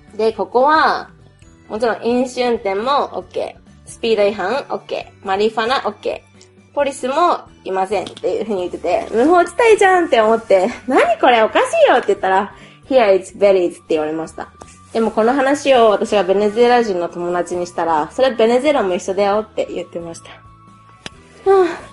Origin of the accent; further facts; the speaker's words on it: Japan; I'm Japanese